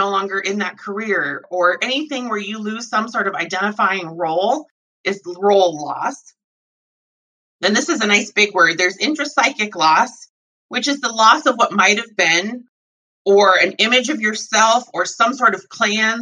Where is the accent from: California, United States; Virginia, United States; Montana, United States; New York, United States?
Montana, United States; I grew up in Montana.